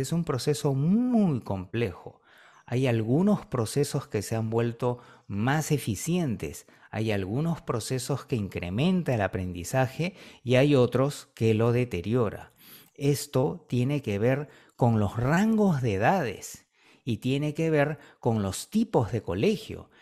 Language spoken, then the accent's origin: Spanish; Peru; aquí en el Perú